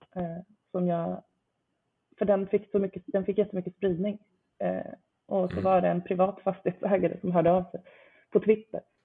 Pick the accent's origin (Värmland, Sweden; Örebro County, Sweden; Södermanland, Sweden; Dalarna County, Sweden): Örebro County, Sweden; Nora; now in Stockholm, Sweden; jag inte är från Stockholm från början. Jag är från, från Nora, Västmanland utanför Örebro